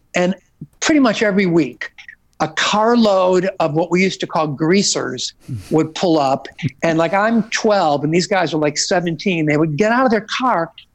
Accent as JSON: {"language": "English", "town": "Oak Lawn", "region": "Illinois", "country": "United States", "tie": "born or raised there", "said": "growing up in the Oaklawn uh, hometown area"}